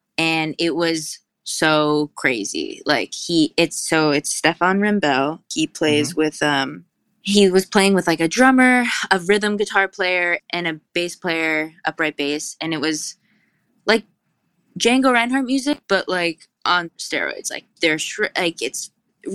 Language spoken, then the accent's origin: English; Hudson Valley, New York, United States; also born or lived in Garrison, New York; we grew up in the Hudson Valley